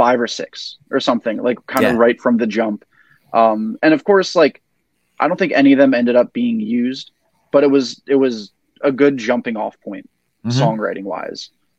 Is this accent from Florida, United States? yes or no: no; Glen Rock, New Jersey, United States; my friends growing up in Glen Rock